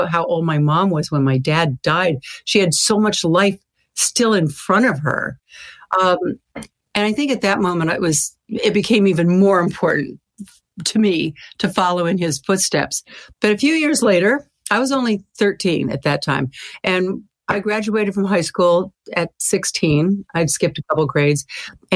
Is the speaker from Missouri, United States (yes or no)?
no; Sacramento, California, United States; my hometown of Sacramento.